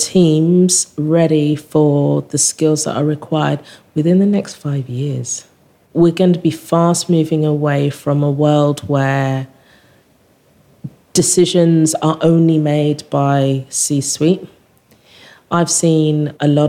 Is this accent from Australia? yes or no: no; England, United Kingdom; I'm English